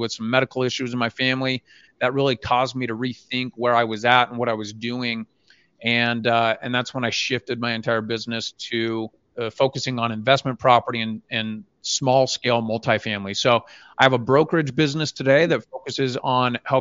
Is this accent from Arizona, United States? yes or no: yes; Phoenix, Arizona, United States; now in Utah, United States; I grew up in Phoenix, made a move to Utah, got my license here